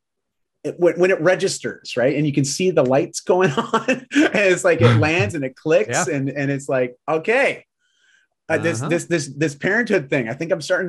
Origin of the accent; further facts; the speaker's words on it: Canada; I'm Canadian